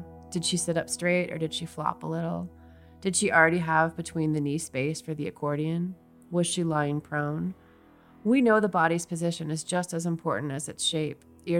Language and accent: English; Seattle, Washington, United States; I grew up around Seattle